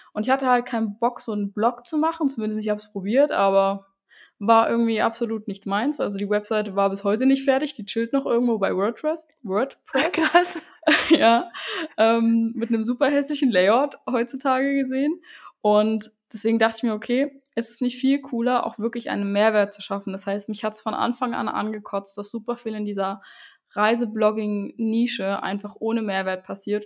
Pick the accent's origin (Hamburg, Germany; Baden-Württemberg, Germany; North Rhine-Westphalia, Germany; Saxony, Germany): Saxony, Germany; Saxon Switzerland; also born or lived in Dresden; ich bin von einer kleinen Stadt wieder zurück in meine Heimat gezogen, in der sächsischen Schweiz